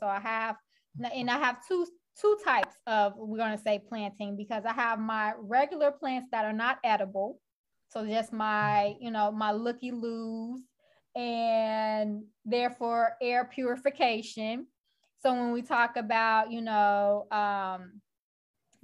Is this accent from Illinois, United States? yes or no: yes; Chicago, Illinois, United States; I'm from Chicago and I'm still in Chicago.